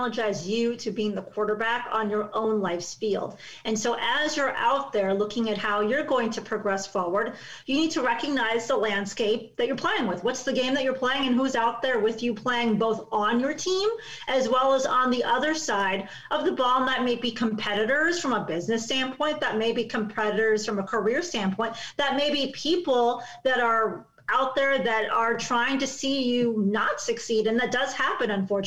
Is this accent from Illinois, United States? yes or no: yes; Chicago, Illinois, United States; I grew up in Chicago, in the city.